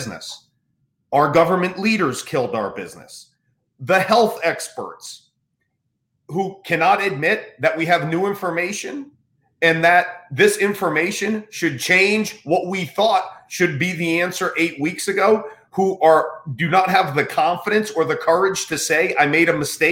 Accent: United States; as an American

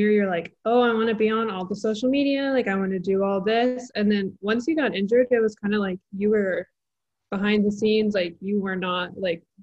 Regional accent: Texas, United States; born or raised there

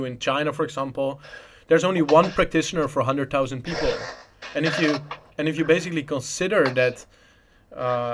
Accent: Netherlands; first language Dutch; English is a second language; moved away as an adult; also born or lived in Poland; I'm Dutch, my native language is Dutch

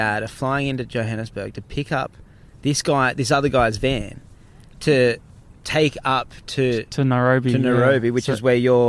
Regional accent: Australia; accent: Australian (bogan); I notice that my accent, or like my, I really noticed my Australiana might be the word really comes out in those times.

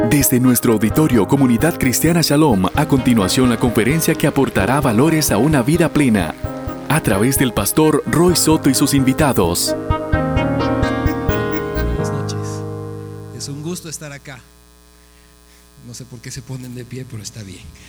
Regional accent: Bolivia; moved away as an adult; also born or lived in United States / Mexico; Yo soy de Bolivia

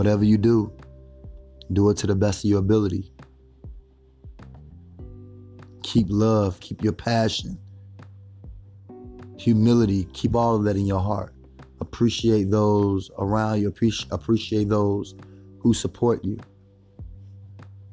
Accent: Chicago, Illinois, United States; I'm from Chicago

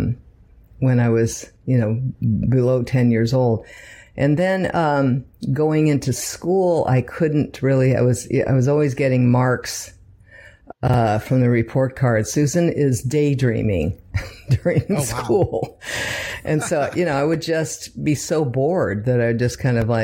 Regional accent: Redwood City, California, United States; moved away as an adult; also born or lived in Palo Alto, California; now in Los Angeles, United States; Born and raised in San Francisco Bay Area. Palo Alto Hospital, before it became Silicon Valley, grew up in, Redwood City

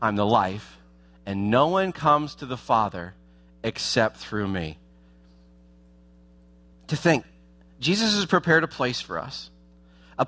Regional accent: Columbus, Ohio, United States; moved away as an adult; now in South Florida, United States; the home I grew up in Ohio

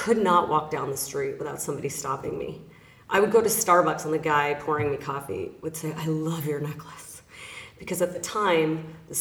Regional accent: Los Angeles, California, United States; I am born and raised in Los Angeles, California

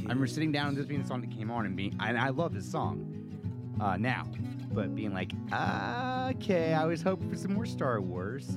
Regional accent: United States; I'm your American friend

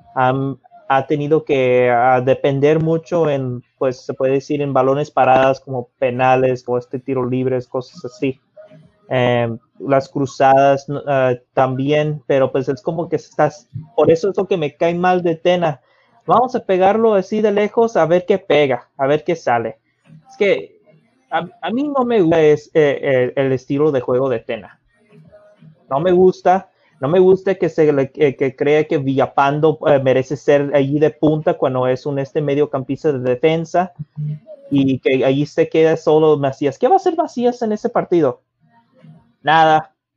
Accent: Mexico; Como mexicano

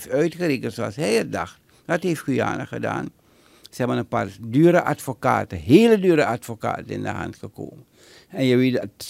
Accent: Netherlands; Mijn vader had een binding, mijn moeder, maar ik ben geboren en getogen in Nederland.

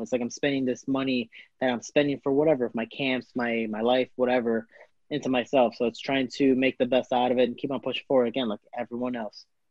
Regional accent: Chicago, Illinois, United States; also born or lived in Florida; I am from Chicago, Illinois

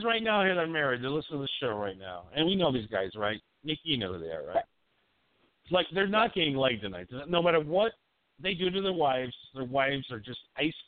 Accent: Appleton, Wisconsin, United States; accent: Wisconsin; I grew up in that fucking Wisconsin up there in Appleton, you know? I got that fucking accent

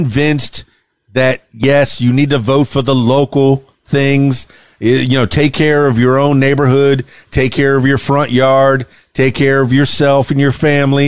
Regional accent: the Florida Keys, South Florida, United States; I'm from South Florida, the Florida Keys.

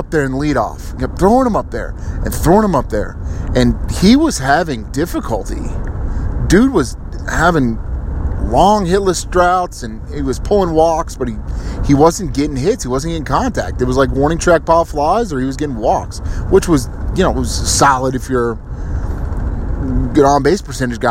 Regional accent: Kansas City, United States; I'm from Kansas City

